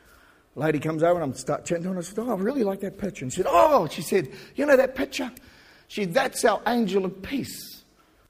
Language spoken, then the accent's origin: English; New Zealand; moved away; we're from New Zealand.